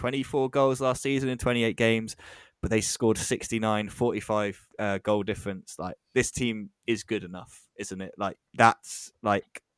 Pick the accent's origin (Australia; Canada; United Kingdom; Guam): United Kingdom; England; as an Englishman